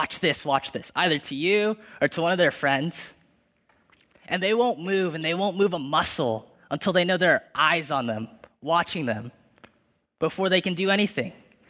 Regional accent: Philippines; I'm Filipino, and the list could go on.

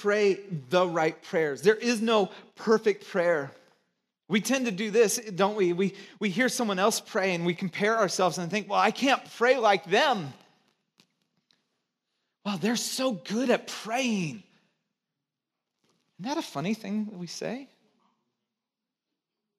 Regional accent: Santa Cruz, California, United States; moved away; also born or lived in Chicago; from Santa Cruz

